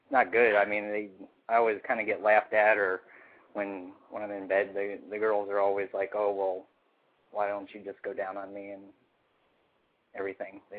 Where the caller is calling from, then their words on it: Suwanee, Georgia, United States; calling from Suwanee.